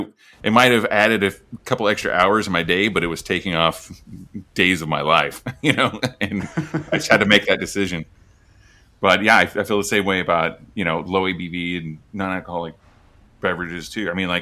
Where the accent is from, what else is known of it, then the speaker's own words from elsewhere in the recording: Oklahoma, United States; I'm originally from Oklahoma, and we would just road trip from there, you know, once or twice a year.